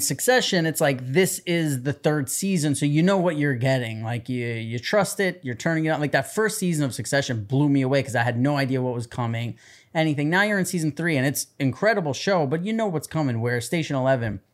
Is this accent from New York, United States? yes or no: yes; New York City, New York, United States; I grew up in New York City